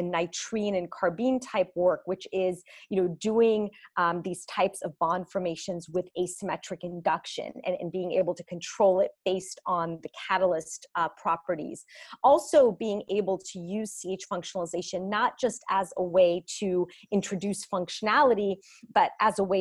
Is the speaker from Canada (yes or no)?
no; Greece; moved away; I'm actually from Greece